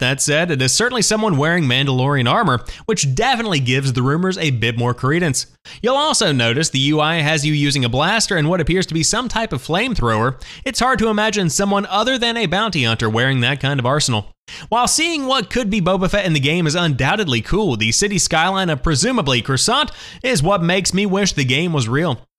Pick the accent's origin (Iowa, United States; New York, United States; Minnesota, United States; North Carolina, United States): North Carolina, United States; Charlotte; this is coming to us from my hometown, Charlotte, North Carolina